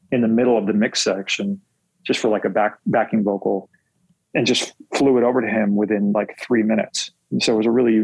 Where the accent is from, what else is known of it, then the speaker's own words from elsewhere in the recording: West Milford, New Jersey, United States; now in Los Angeles, United States; I grew up in West Milford, New Jersey, top of the state